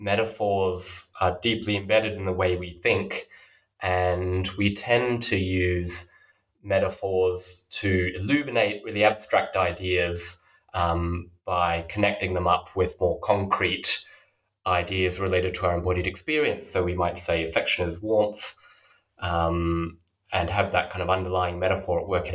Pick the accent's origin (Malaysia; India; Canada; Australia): Australia; moved away as an adult; now in Oxford, United Kingdom; So as you mentioned, I'm currently an early career scholar in Oxford. But I grew up in Australia and did my undergraduate study there.